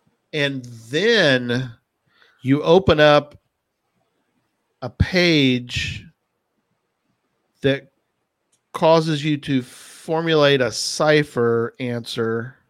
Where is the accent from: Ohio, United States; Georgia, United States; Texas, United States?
Texas, United States; San Antonio; I was born and raised in San Antonio